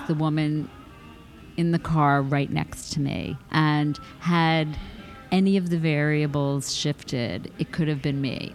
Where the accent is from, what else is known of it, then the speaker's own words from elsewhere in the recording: New York, United States; also born or lived in Boston; now in Los Angeles, United States; I didn't want to move back to New York. That's where I'm from